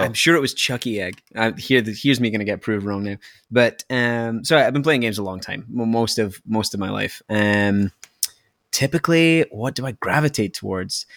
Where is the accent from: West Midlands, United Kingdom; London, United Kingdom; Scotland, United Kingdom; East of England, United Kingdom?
Scotland, United Kingdom; moved away; from my accent that I'm not from, uh, I'm not from Canada, I'm from Scotland